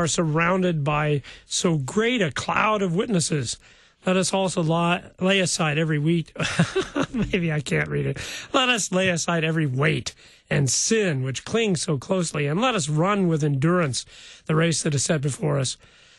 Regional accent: New Athens, Illinois, United States; New Athens.

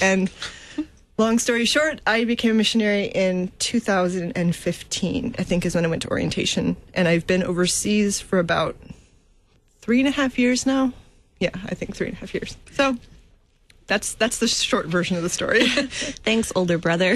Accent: United States; moved away as an adult; now in St. Petersburg, Russia; growing up in America

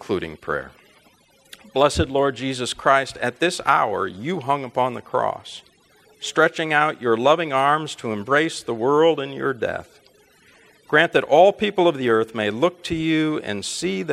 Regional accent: Chicago, Illinois, United States; also born or lived in Fort Wayne, Indiana / St. Louis, Missouri; we eventually moved to the Chicago area, where I did most of my growing up

